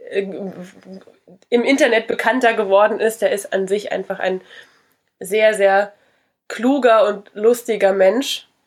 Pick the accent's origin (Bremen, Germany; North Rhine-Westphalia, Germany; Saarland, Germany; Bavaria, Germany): Saarland, Germany; born there; Salui ist äh, ganz klein, da bin ich geboren in einer sehr berühmten Klinik, wo mal zwei Babys vertauscht wurden.